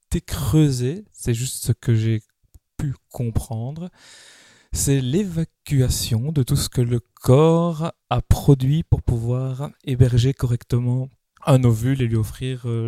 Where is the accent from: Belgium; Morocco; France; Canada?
Belgium; accent: Belgian; un homme de 39 ans, belge, ça se remarque à mon accent